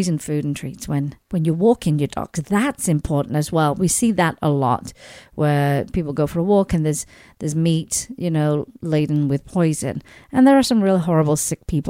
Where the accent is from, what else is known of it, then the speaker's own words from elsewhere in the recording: Sheffield, Yorkshire and the Humber, United Kingdom; moved away; back in my hometown in England, in Sheffield